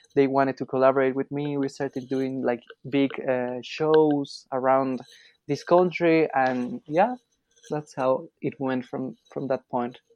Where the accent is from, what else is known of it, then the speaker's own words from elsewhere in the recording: Quito, Pichincha, Ecuador; I'm from Quito, Ecuador, and my mom is Colombian.